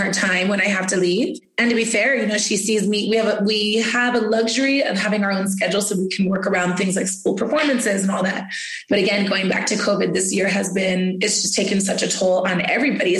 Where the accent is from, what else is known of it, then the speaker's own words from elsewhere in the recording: South Pasadena, California, United States; I grew up actually in South Pasadena